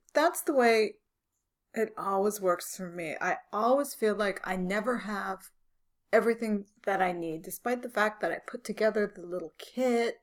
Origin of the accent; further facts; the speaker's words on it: San Francisco, California, United States; I was born and raised in San Francisco